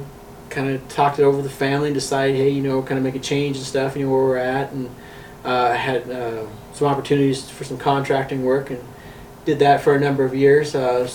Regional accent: Baker, Montana, United States; born or raised there; moved away as an adult; also born or lived in Virginia / Rapid City, South Dakota; now in Black Hills, South Dakota, United States

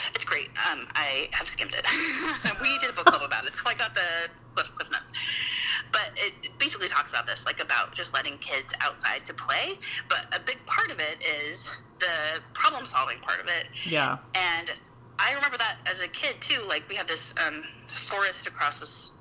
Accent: Utah, United States; I grew up in Utah, which is mm-hmm. a super outdoorsy like adventure place

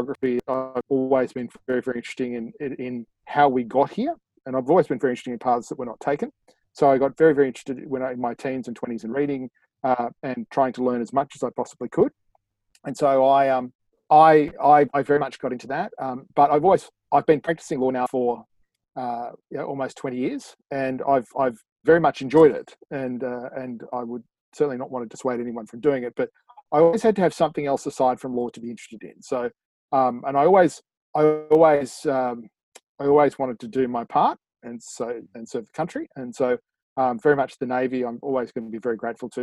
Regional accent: Sydney, New South Wales, Australia; So I'm from Sydney

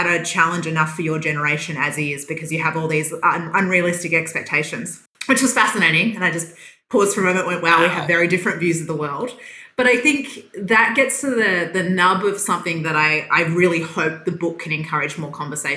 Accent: Western Australia, Australia; moved away as an adult; also born or lived in Perth; now in Victoria, Australia; So I was born in Western Australia, though I have been a Victorian for probably 7 years now

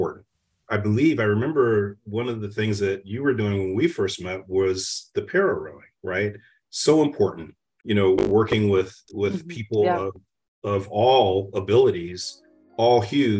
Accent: Alexandria, Virginia, United States; I grew up in Alexandria, Virginia

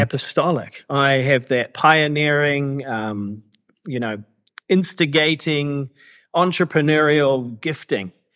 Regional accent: New Zealand; moved away as an adult; also born or lived in Canada / Vancouver; now in Cambodia; I was actually born in Canada to immigrant parents, but grew up in New Zealand. So that's, that explains my accent.

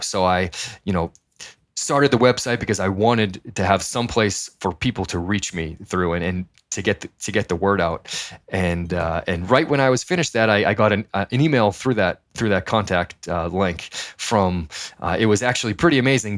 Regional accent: Methuen, Massachusetts, United States; moved away as an adult; also born or lived in New Hampshire / San Diego; grew up in Methuen, Massachusetts

